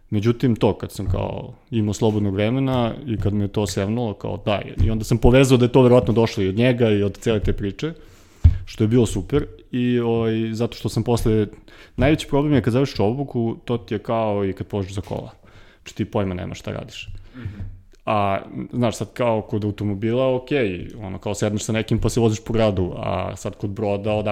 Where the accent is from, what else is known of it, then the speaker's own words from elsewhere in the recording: Kragujevac, Šumadija, Serbia; now in Belgrade, Serbia; ja sam rođen u Kragovicu, živim u Beogradu